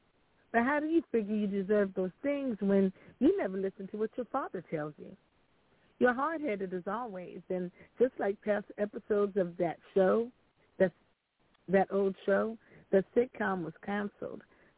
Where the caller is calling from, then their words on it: California, United States; I'm calling from California.